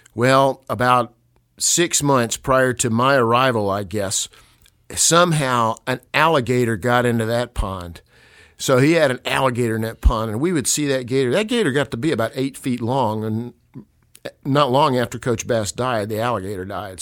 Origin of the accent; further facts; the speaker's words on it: Newnan, Georgia, United States; moved away as an adult; also born or lived in Colorado; I am from Noonan, Georgia. I was born here in 1962